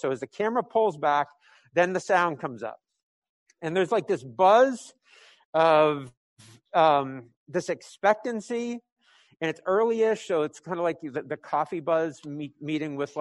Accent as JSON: {"language": "English", "region": "New England", "country": "United States", "said": "I'm from New England"}